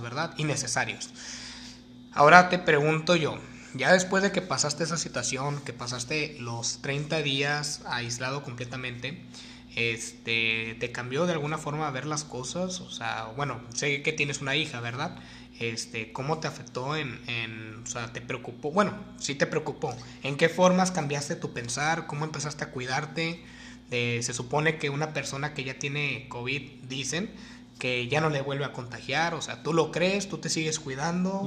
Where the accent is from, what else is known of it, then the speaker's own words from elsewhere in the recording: Mexico; uno como mexicano